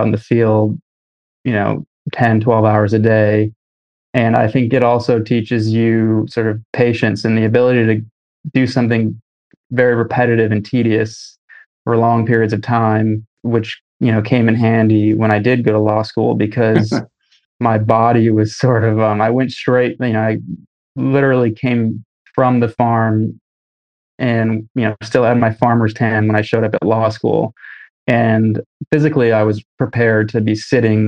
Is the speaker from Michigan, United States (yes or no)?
yes; Michigan, United States; moved away as an adult; now in New York, United States; I was growing up in Michigan